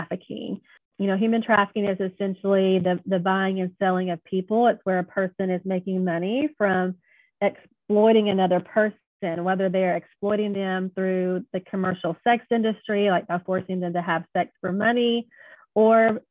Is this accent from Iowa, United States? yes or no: no; Jonesboro, Arkansas, United States; I am from Jonesboro, Arkansas, pretty much grew up here.